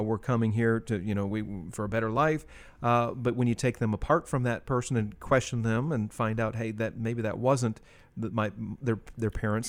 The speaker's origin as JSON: {"language": "English", "country": "United States", "tie": "born or raised there", "said": "I'm a Native American in that I was born here"}